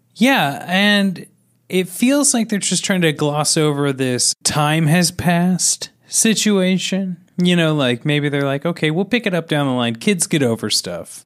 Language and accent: English; Kansas City, United States; growing up in Kansas City